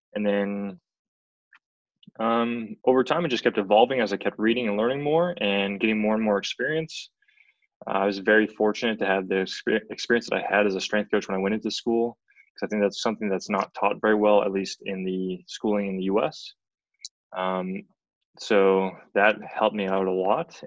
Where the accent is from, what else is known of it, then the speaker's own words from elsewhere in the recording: central Canada, Canada; moved away as an adult; also born or lived in Edmonton, Canada / Massachusetts, United States; I'm from Central Canada